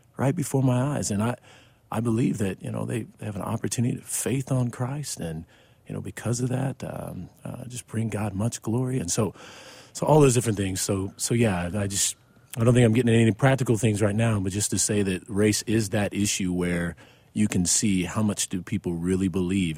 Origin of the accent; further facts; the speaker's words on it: Mexico, Missouri, United States; now in Fort Worth, United States; I'm from Mexico, Missouri, which is not far from, um, um, Ferguson at all